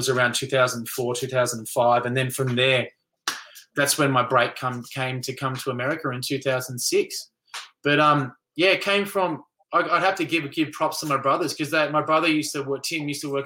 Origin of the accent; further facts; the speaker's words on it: Melbourne, Victoria, Australia; when we grew up in Melbourne